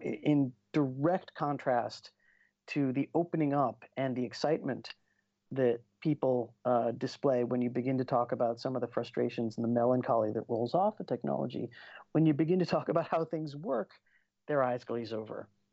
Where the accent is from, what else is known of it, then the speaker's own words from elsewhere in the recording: United States; I grew up in the States